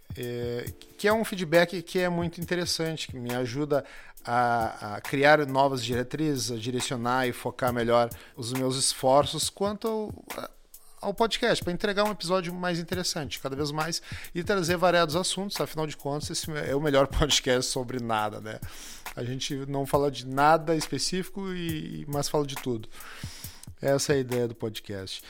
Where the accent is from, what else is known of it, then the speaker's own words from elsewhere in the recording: Rio Grande do Sul, Brazil; accent: gaúcho; o nosso sotaque